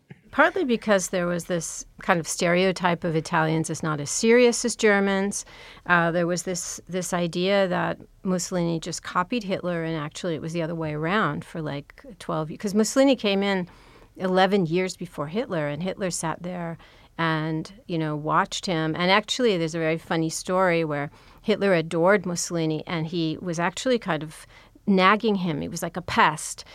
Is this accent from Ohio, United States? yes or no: no; Los Angeles, California, United States; I grew up in California, in Pacific Palisades